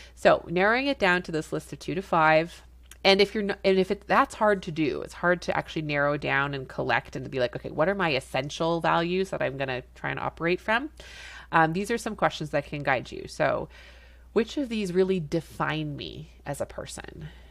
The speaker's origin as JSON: {"language": "English", "country": "Canada", "said": "I'm a Canadian family physician"}